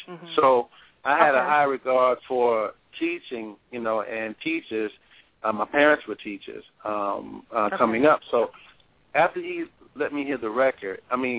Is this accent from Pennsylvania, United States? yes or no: no; California, United States; I'm from California